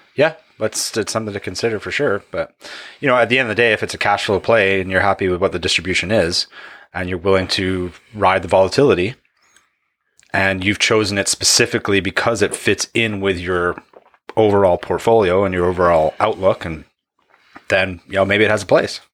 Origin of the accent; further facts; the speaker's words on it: Canada; I'm a Canadian.